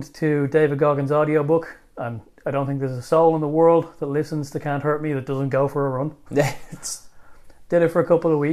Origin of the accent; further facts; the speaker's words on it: Ireland; also born or lived in Bulgaria; moving home and reintegrating into Irish life